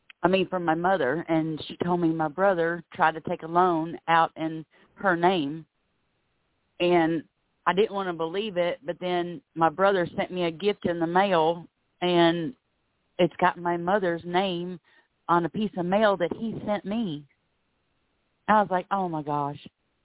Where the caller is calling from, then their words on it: Florida, United States; calling from Florida.